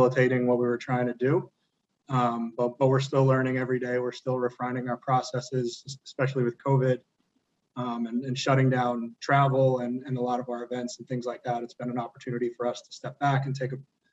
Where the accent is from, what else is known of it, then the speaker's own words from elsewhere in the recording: Davidson, North Carolina, United States; growing up around Davidson basketball